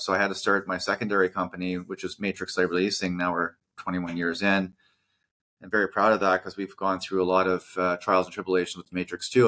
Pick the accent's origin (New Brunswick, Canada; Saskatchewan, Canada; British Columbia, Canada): New Brunswick, Canada; moved away as an adult; also born or lived in Vancouver; born and raised in New Brunswick.